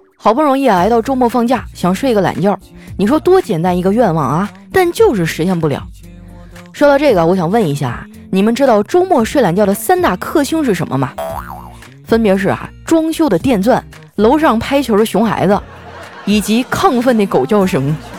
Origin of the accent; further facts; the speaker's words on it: Northeast China, China; 我是一东北姑娘，就我们东北人呢，最喜欢凑在一起啊喝酒撸串儿